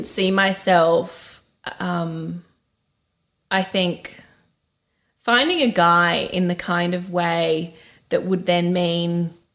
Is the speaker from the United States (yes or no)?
no; Australia; moved away; as an Australian